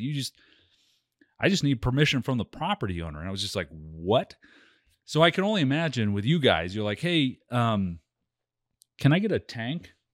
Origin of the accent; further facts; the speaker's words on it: United States; me as an American